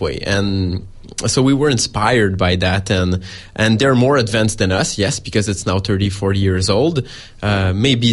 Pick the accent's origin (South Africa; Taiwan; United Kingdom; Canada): Canada; Montreal, Quebec; we're from Montreal, which is some kind of a mecca for it